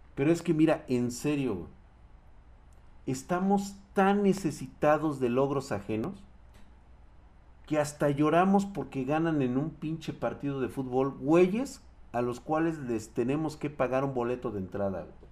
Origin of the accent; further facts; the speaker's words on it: Mexico; como mexicanos